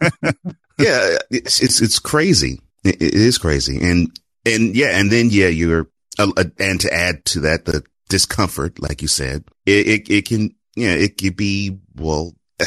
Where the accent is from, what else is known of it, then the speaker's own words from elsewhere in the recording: Houston, Texas, United States; I'm from Houston